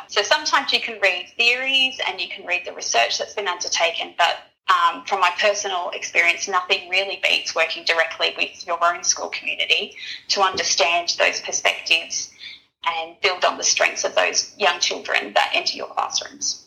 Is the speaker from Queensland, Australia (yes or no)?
yes; Brisbane, Queensland, Australia; I've grown up in North Brisbane my whole entire life